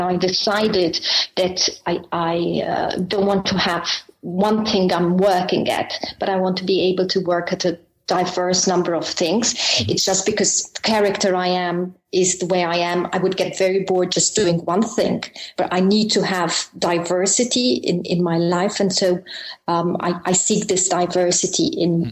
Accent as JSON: {"language": "English", "country": "Malta", "moved": "as an adult", "lives_now": "Brussels, Belgium", "said": "I'm uh, actually from Malta. I'm um, Maltese"}